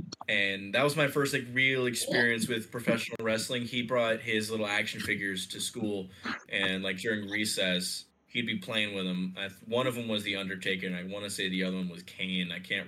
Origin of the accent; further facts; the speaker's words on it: Egypt; English is a second language; there was a lot of WWE presence where I was growing up in Egypt.